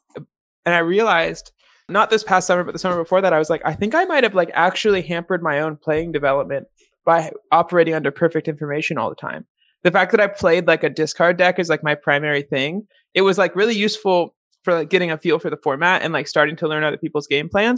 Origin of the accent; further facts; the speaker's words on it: Seattle, Washington, United States; moved away as an adult; now in Chicago, United States; I grew up in Seattle